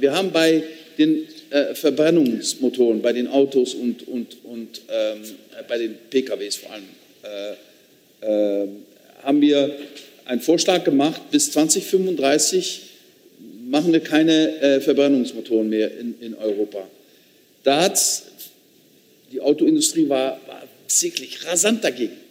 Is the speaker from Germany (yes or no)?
no; Limburg, Netherlands; accent: Limburgish; German is a second language; moved away; mein Dialekt gesprochen hat aus meiner Region, Limburgisch.